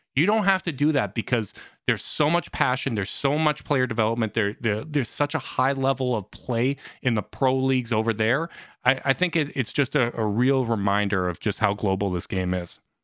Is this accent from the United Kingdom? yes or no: no; Canada; as a Canadian